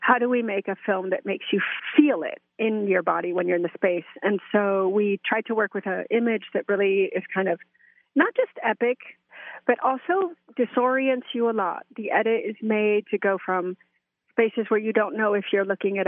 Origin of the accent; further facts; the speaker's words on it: Mexico; also born or lived in United States; Well, I was born in Mexico and kind of raised biculturally, bilingually, binationally between U.S. and Mexico.